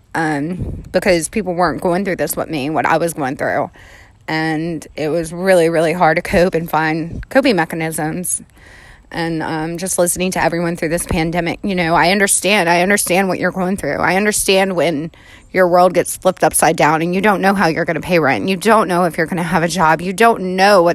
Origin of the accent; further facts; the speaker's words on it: New Orleans, Louisiana, United States; I am down here in New Orleans where I'm born and raised